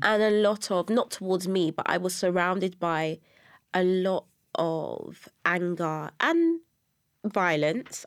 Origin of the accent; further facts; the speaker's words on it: London, United Kingdom; I was born and raised in Brixton, South London.